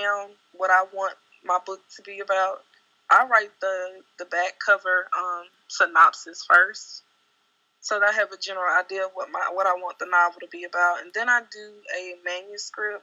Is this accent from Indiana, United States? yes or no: no; Jackson, Mississippi, United States; moved away as an adult; now in Dallas, United States; So I relocated from Jackson, Mississippi, where I'm originally from, to Dallas